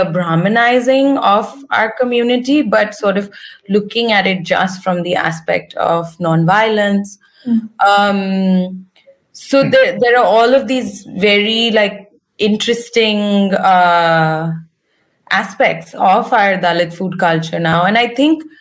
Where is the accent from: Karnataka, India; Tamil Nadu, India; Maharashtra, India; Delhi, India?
Maharashtra, India; I'm from Maharashtra and my family's Buddhist